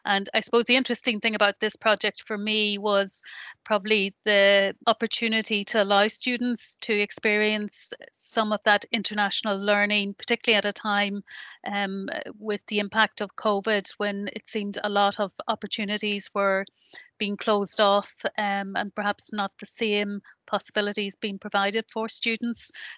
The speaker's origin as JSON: {"language": "English", "region": "Northern Ireland", "country": "United Kingdom", "lives_now": "Sligo, Ireland", "said": "I'm not originally from Sligo, I'm originally from the north of Ireland"}